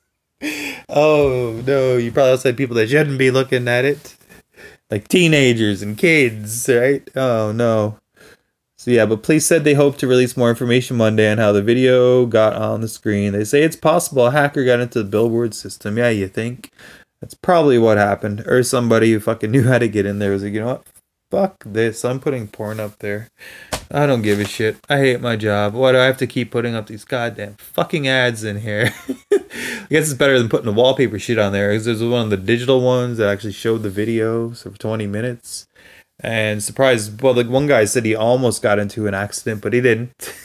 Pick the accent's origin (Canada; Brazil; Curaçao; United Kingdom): Canada; from Canada